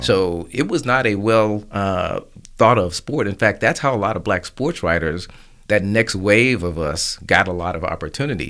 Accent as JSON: {"language": "English", "town": "Tulsa", "region": "Oklahoma", "country": "United States", "tie": "born or raised there", "said": "I grew up really in the last days of Black Wall Street."}